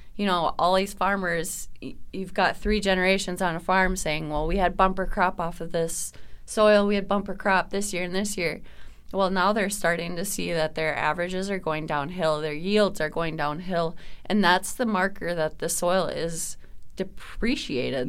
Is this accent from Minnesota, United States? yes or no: yes; Minnesota, United States; as a Minnesotan